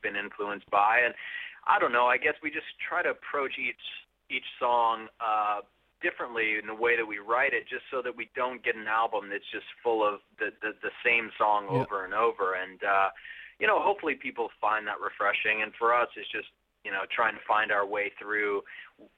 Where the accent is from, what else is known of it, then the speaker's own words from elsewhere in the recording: Las Vegas, Nevada, United States; growing up in Las Vegas and being in that sort of local music scene